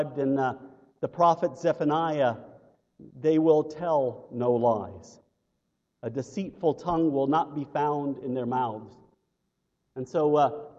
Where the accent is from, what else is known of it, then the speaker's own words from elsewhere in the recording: United States; as American Christians